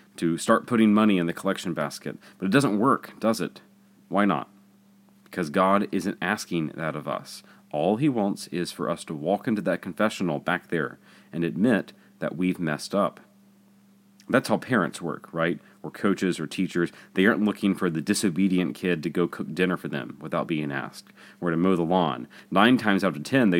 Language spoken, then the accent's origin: English; Jackson, Mississippi, United States; Growing up in Jackson, I remember seeing Bishop Houck sit in the church